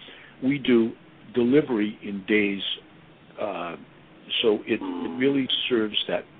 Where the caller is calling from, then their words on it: Boston, Massachusetts, United States; I'm in Boston.